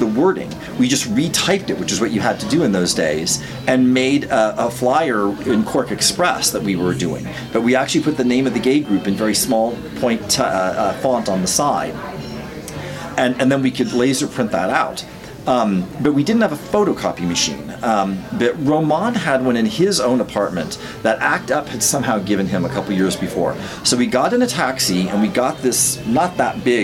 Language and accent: English; United States; as an American